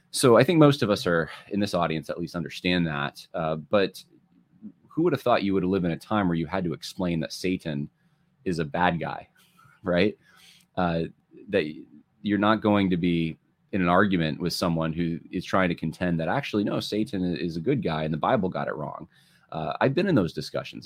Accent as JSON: {"language": "English", "area": "outside of LA", "region": "California", "country": "United States", "tie": "born or raised there", "moved": "yes", "lives_now": "New York, United States", "said": "I was born actually in California, which, uh, the, outside of L A, very progressive area"}